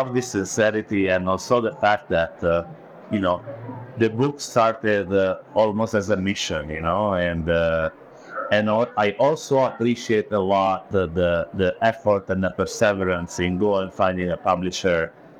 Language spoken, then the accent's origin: English; Italy; first language Italian; English is a second language; And the publisher then translated in Italian, which is my mother tongue.